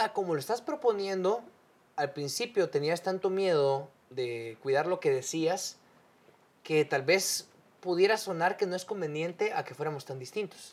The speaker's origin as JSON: {"language": "Spanish", "country": "Guatemala", "said": "somos guatemaltecos."}